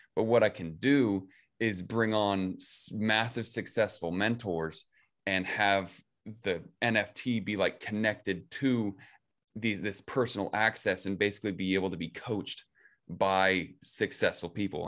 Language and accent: English; Ravensdale, Washington, United States; grew up in, in Ravensdale, Washington